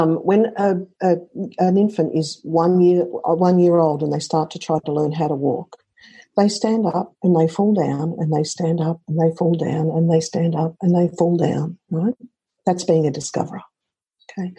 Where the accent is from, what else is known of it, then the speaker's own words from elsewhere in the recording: Australia; I'm Australian